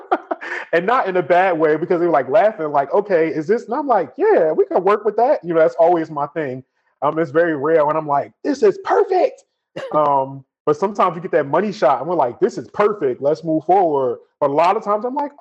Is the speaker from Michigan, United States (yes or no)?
no; Newark, New Jersey, United States; I grew up in Newark